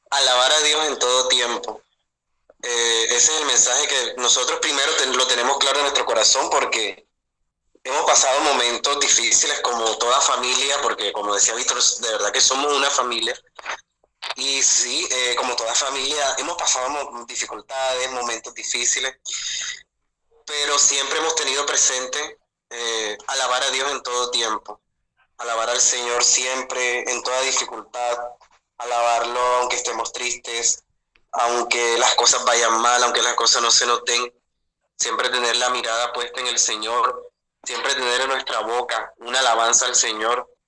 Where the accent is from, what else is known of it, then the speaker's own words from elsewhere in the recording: Caribbean Region, Colombia; vivimos en la región caribe colombiana, entonces somos muy caribeños, somos como, digamos que un poco más alegres, un poco más movidos